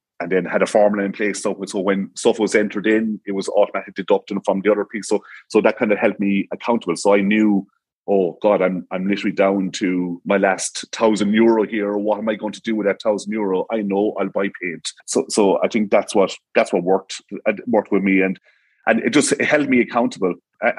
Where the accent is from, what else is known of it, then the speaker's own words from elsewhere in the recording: Munster, Ireland; And it's mad. I'm from Tipperary. So like Savvy Kitchens, they're from Tipperary. Soul Energy Solutions, they're from Tipperary. I brought them down from Tip to Cork to get these things done.